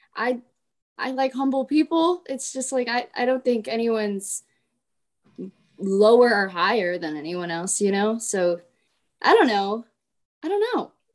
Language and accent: English; Florida, United States; perform for my hometown